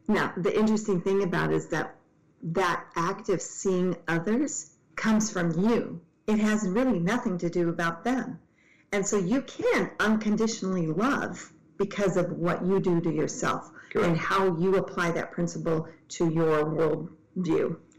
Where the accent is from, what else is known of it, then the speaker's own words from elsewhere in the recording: Tacoma, Washington, United States; I grew up in Tacoma where Ted Bundy came from